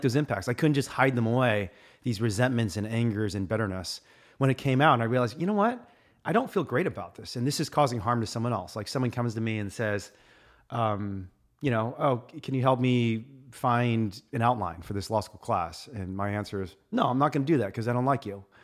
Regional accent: Indiana, United States; I was a Republican growing up in Indiana

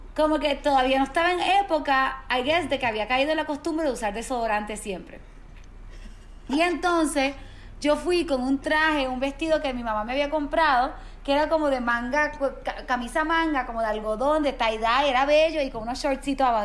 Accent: Mayagüez, Puerto Rico; Mis primos viven en San Juan, que es como a dos horas y media, tres horas de Mayagüez, que es de donde soy yo

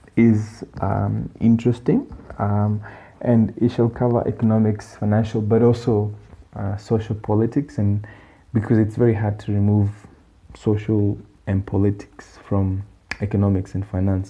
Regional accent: Kenya; also born or lived in Australia; now in Botswana; I'm Kenyan, but I happen to be in Botswana

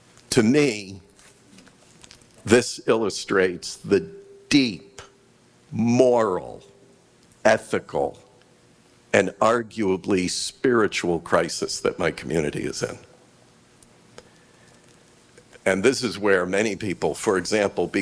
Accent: Western New York State, United States; I was raised in Western New York State

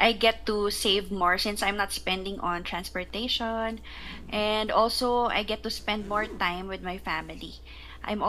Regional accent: Philippines; also born or lived in Cambodia; I'm from the Philippines

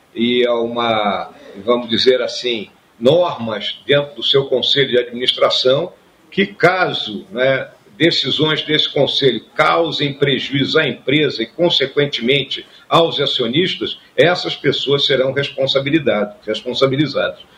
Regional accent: Rio Grande do Sul, Brazil; o Rio Grande do Sul é minha terra, né? Então, quando a gente nasce né, num local com as características né, do nosso estado do Rio Grande do Sul

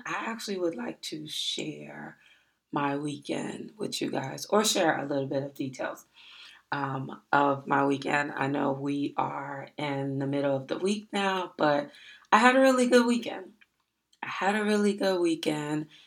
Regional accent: Miami, Florida, United States; I told him that I was from Miami.

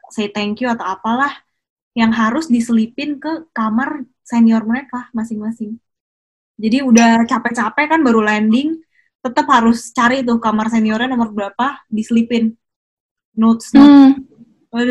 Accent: Indonesia; karena kita orang Indo kali ya jadi lebih berasa kalau misalnya ngomongin kayak tentang cerita-cerita kayak gini

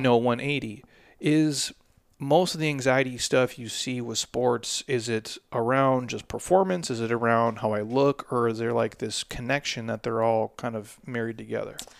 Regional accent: Midwest, United States; I'm approaching forty as a man, and I'm from the Midwest

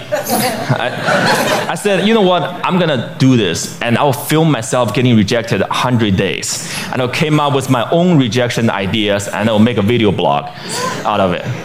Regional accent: Beijing, China; my hometown, Beijing, China

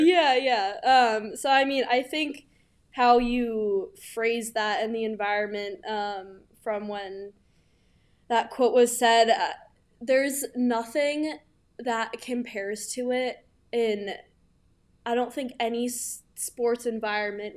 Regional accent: New York City, New York, United States; moved away as an adult; now in Norton, United States; I'm from New York City, Manhattan specifically. Grew up there my whole life

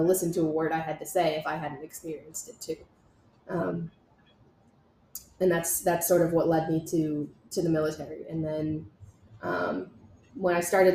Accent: Montville, New Jersey, United States; I grew up in Montville, New Jersey, which is just about 25 minutes outside of Manhattan, New York

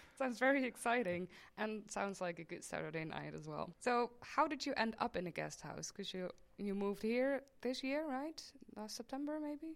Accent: Maastricht, Limburg, Netherlands; I am from Maastricht. I was born and raised here

